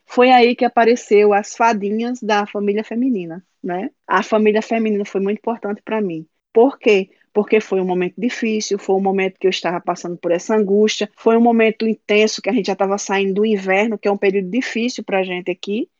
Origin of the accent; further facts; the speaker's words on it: Natal, Rio Grande do Norte, Brazil; moved away as an adult; also born or lived in Paraíba; now in Sweden; sou da Paraíba, mas morei em Natal, né? Desde criança. Sou natalense